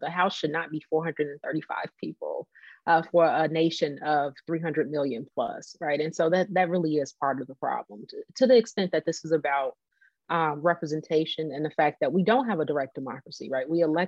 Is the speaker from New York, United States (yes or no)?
no; California, United States; moved away; also born or lived in Illinois; my home state of California